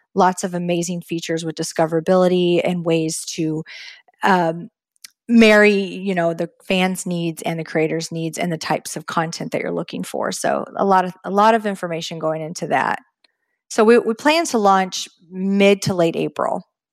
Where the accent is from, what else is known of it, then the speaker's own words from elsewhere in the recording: Texas, United States; now in Florida, United States; growing up in Texas